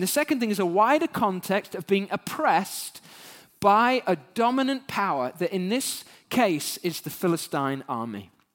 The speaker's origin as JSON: {"language": "English", "country": "United Kingdom", "said": "as British human beings"}